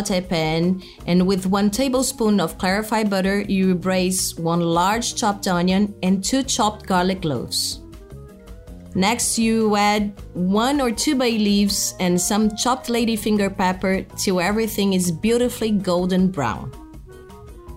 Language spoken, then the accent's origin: English; Brazil; I'm a chef from Brazil